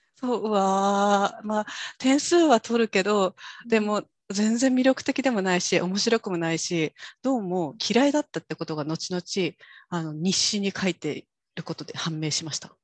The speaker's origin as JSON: {"language": "Japanese", "region": "Kyushu", "country": "Japan", "tie": "born or raised there", "also_born_or_lived": "Tokyo / Germany", "accent": "Kyushu dialect", "first_language": "Japanese", "moved": "as an adult"}